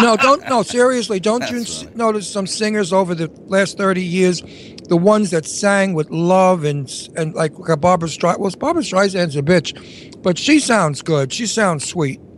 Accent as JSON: {"language": "English", "town": "New York City", "region": "New York", "country": "United States", "moved": "yes", "lives_now": "Bucks County, United States", "said": "I'm a New Yorker"}